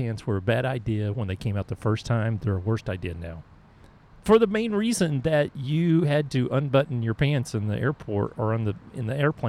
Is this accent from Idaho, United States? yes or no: no; Oklahoma, United States; I am from Oklahoma